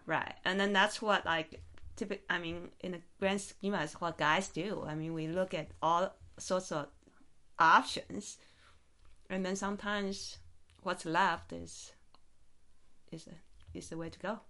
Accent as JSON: {"language": "English", "country": "Taiwan", "moved": "yes", "lives_now": "Las Vegas, United States", "said": "I'm from Taiwan originally"}